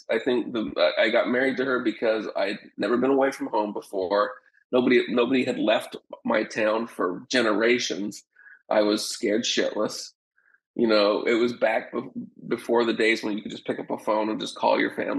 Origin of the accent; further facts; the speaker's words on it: Utah, United States; also born or lived in Alaska; now in Houston, United States; I grew up in Utah, lived my entire life in Utah. Nobody ever left. You know, my grandfather never went traveled further away from our little town of Smithfield than one bowel movement away.